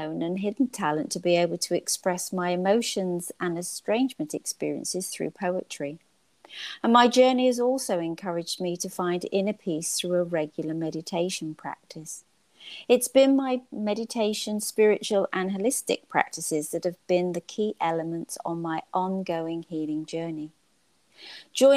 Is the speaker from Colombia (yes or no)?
no; United Kingdom; now in United States; I'm originally from the United Kingdom, now living here in the United States.